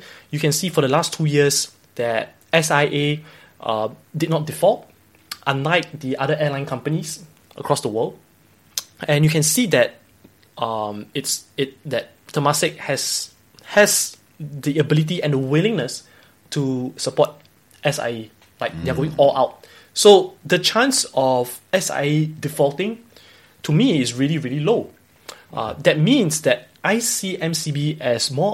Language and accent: English; Singapore; as a Singaporean